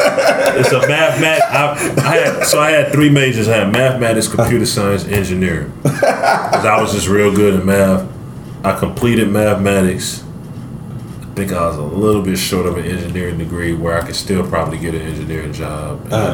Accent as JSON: {"language": "English", "town": "Atlanta", "region": "Georgia", "country": "United States", "said": "before I went to college, I was from Atlanta. Mm-hmm. I only know how to deal with Atlanta people."}